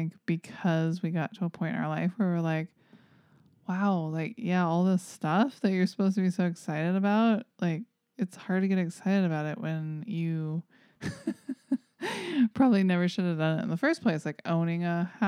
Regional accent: the South, United States; I'm from the South

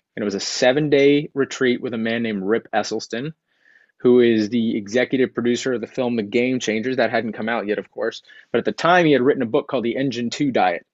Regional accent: Texas, United States; I grew up in Texas

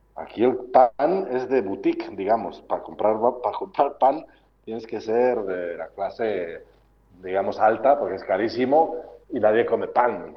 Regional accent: Laguna de Duero, Castile and León, Spain; moved away as an adult; now in Cambodia; Laguna de, Duero, mi tierra, mi pueblo

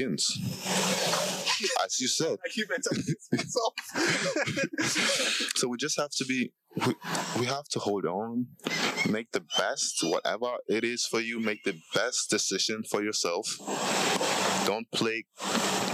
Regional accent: Itsekiri, Delta, Nigeria; I'm a Shekiri man. I'm not a Nigerian man.

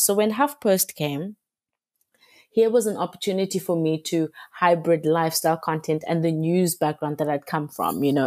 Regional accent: Cape Town, Western Cape, South Africa; I've grown up in Cape Town all my life.

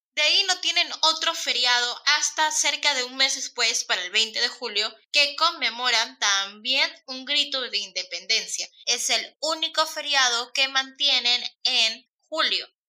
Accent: Peru; en mi país, en Perú

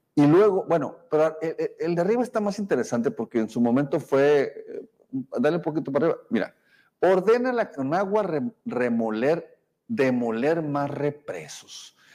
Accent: Sonora, Mexico; somos periodistas, pero también somos sonorenses

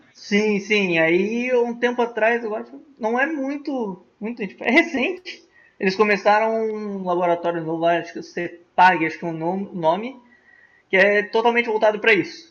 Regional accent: Foz do Iguaçu, Paraná, Brazil; moved away as an adult; also born or lived in Presidente Prudente; eu vim de Foz do Iguaçu

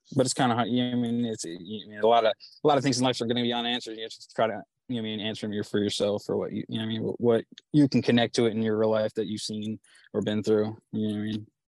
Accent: Chichester, Pennsylvania, United States; I'm from Delco, like uh, Chichester

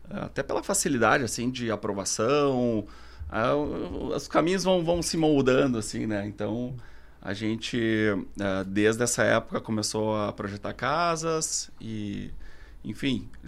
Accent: Porto Alegre, Rio Grande do Sul, Brazil; also born or lived in Barcelona, Spain; sou arquiteto de Porto Alegre, né?

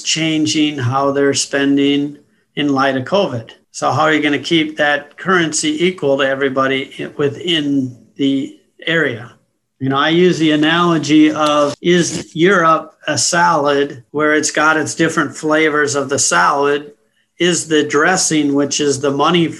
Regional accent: United States; also born or lived in London; I was born and raised in the U.S.

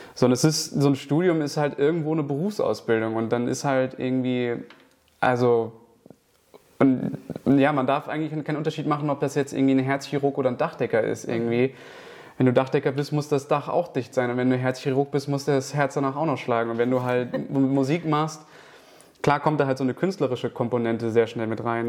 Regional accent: Kiel, Schleswig-Holstein, Germany; moved away; ich komme ja ursprünglich aus Kiel

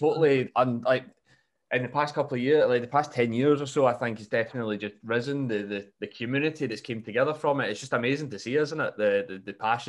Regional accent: Scotland, United Kingdom; somebody had my accent. They're like, why are you here? Like, you're Scottish

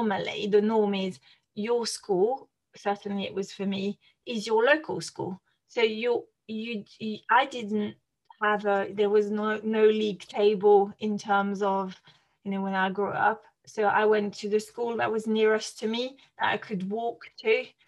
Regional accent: France; moved away; being French and growing up in France

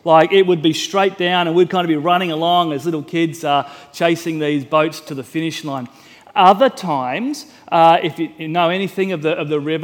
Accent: Mildura, Victoria, Australia; I grew up in Mildura

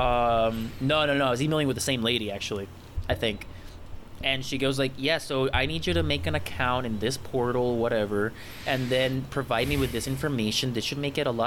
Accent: Puerto Rico; moved away as an adult; also born or lived in United States; I am born and raised in Puerto Rico, and I studied in the United States for college

